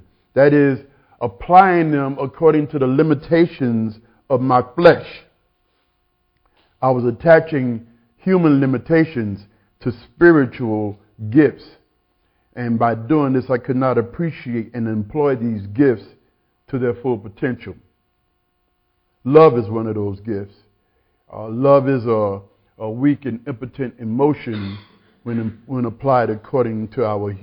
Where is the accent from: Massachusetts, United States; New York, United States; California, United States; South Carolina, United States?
South Carolina, United States; I grew up in South Carolina in one of those wooden one-room churches